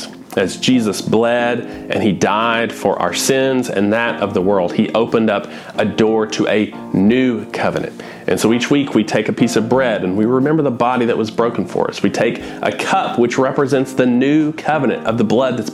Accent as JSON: {"language": "English", "country": "United States", "said": "I'm an American citizen"}